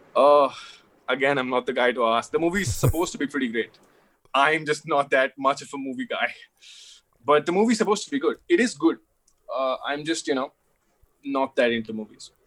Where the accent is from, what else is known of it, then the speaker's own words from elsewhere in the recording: Delhi, India; I'm from Delhi